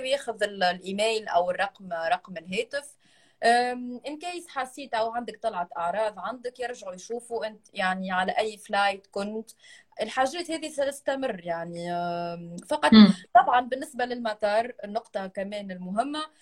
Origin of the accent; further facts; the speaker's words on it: Tunisia; انا تونسيه